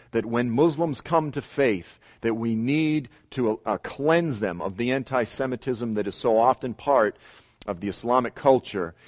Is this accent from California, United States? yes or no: no; Boston, Massachusetts, United States; I grew up in South Boston